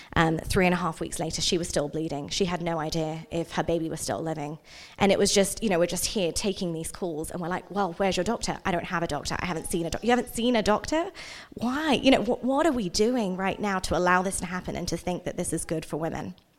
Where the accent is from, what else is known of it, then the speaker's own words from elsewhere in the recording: England, United Kingdom; also born or lived in India; now in Utah, United States; I was born in India, but I grew up in England.